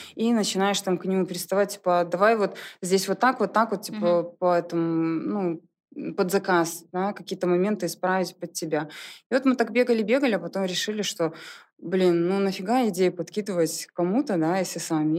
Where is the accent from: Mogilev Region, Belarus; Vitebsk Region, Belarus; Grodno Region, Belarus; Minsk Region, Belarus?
Minsk Region, Belarus; Soligorsk; moved away as an adult; now in Minsk, Belarus; я не из Минска, я из Солигорска. Угу. И сюда приехала учиться.